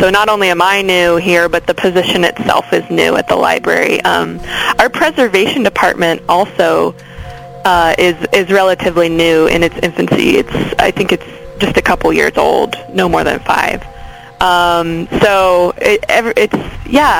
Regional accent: Baltimore, Maryland, United States; moved away as an adult; also born or lived in Frederick, Maryland; now in Los Angeles, United States; I grew up in Baltimore and then also in Frederick, Maryland. So all over the great state.

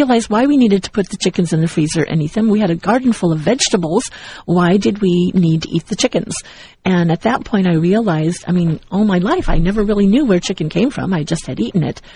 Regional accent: Southern California, United States; also born or lived in Missouri; growing up as a child, I grew up here in Southern California, and at one point when my mother was married to my stepfather, we moved to Missouri and lived on a farm

